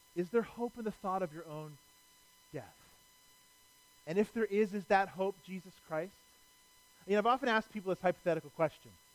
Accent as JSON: {"language": "English", "town": "Cleveland", "region": "Ohio", "country": "United States", "said": "I'm from Cleveland."}